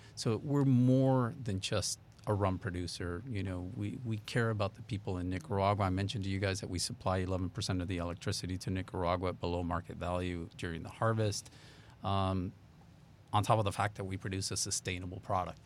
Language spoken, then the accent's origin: English; Texas, United States; also born or lived in Miami; I managed to move back to Texas 'cause I grew up in Texas